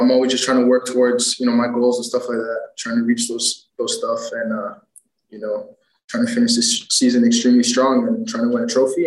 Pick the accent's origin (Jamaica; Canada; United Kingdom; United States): Canada; Toronto, Ontario; growing up, I followed Toronto FC because you know that was my hometown team